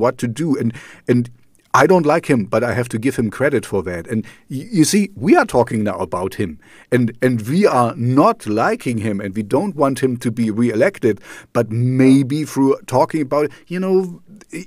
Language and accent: English; East Germany, Germany; English is a second language; also born or lived in Amsterdam / Canada; now in Jena, Germany; I grew up in East Germany, I grew up in the Russian zone